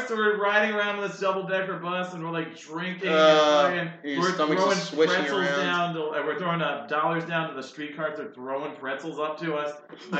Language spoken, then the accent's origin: English; New York, United States; No, I'm from New York, actually.